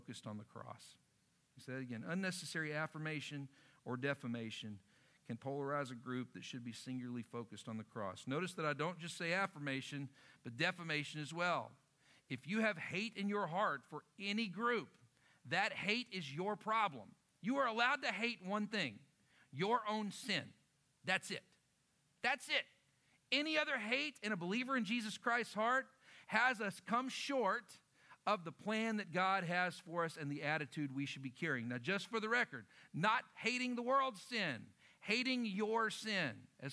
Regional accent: Lubbock, Texas, United States; moved away; also born or lived in Oklahoma; I grew up in Lubbock, Texas

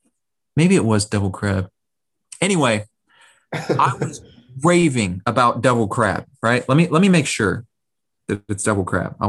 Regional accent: Florida, United States; moved away; we're from Florida.

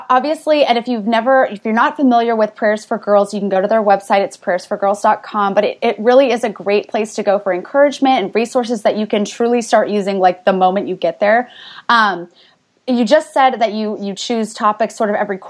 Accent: California, United States; I grew up in California and ended up just south of where I grew up and lived in different places

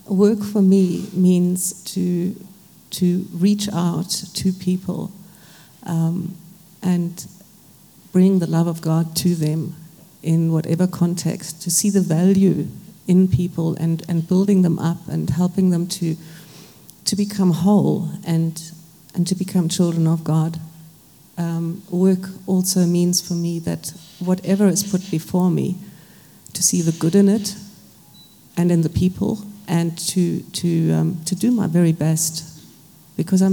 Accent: Germany; now in South Africa; I was born in Germany, grew up very dysfunctionally in a post-World War II family.

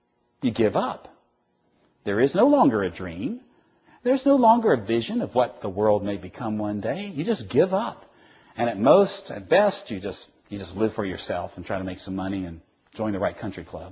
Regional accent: the South, United States; I'm from the South.

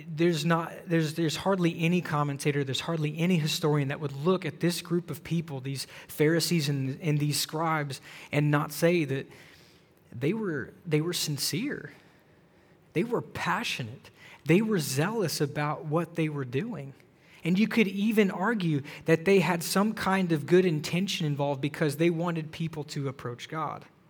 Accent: the South, United States; moved away; I grew up in the South

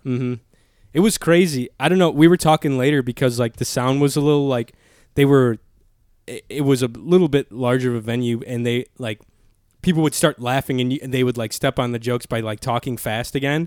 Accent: Chicago Heights area, Illinois, United States; born or raised there

